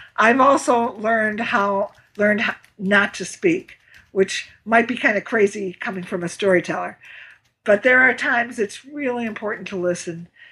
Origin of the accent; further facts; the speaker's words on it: Midwest, United States; I'm from the Midwest